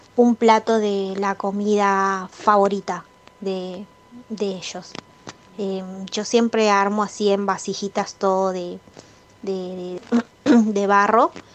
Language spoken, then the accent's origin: Spanish; Peru; soy de Perú